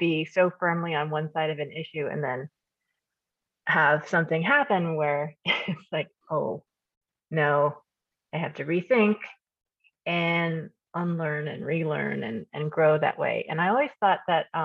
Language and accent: English; Kansas, United States; I grew up in Kansas, as you know. I immigrated when I was 2.